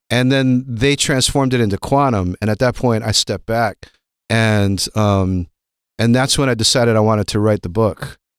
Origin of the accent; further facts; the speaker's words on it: Honolulu, Hawaii, United States; moved away; also born or lived in Berkeley, California; I grew up in Honolulu, Hawaii.